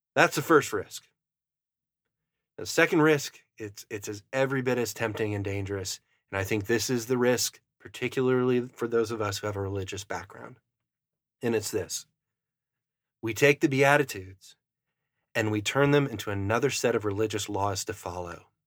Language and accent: English; Fargo area, Upper Midwest, United States; that's where I'm from. I'm from the Arctic Northern tundra.